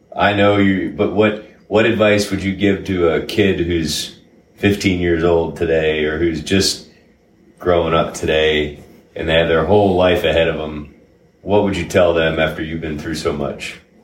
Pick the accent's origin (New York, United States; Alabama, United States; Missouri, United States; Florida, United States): Florida, United States; Sarasota; I grew up in uh, Sarasota, Florida.